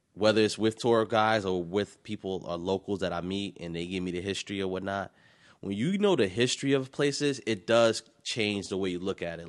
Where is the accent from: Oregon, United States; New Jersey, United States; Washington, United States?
New Jersey, United States; Irvington; also born or lived in East Orange, New Jersey; I grew up, I grew up in Irvington